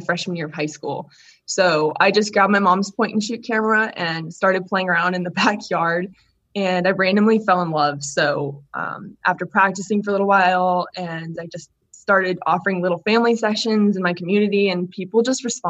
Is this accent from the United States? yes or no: yes; Southern California, United States; moved away as an adult; now in Virginia, United States; I'm actually from Southern California. So I grew up in a city sort of near San Diego